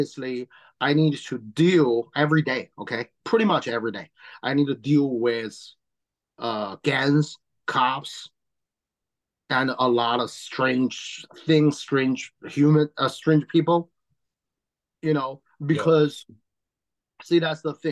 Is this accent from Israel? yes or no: no; Tianjin, China; English is a second language; moved away as an adult; now in Long Island, New York, United States